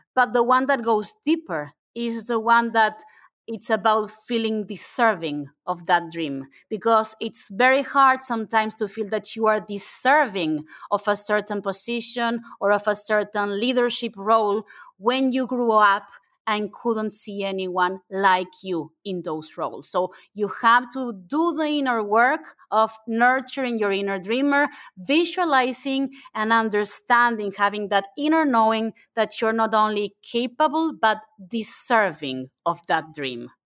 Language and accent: English; Argentina; English is a second language; moved away as an adult; I am from Argentina, I am an immigrant.